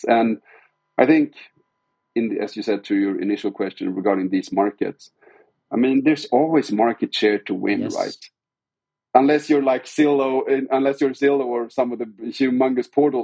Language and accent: English; Sweden; we're hailing from Sweden. It's a very small country.